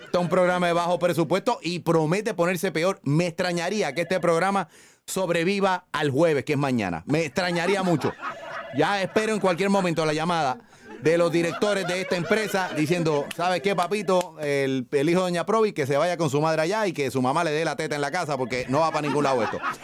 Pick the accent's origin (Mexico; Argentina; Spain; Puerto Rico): Puerto Rico; San Juan; yo soy de Río Piedra